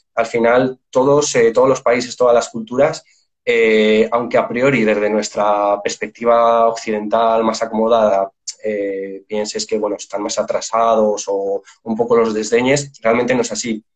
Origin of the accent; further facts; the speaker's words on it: Spain; yo soy de España